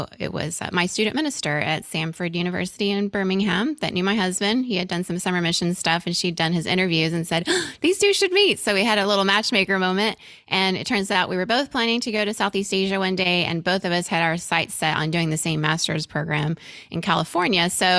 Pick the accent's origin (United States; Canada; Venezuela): Venezuela; And still to this day, I have just great friendships from my time growing up in Venezuela.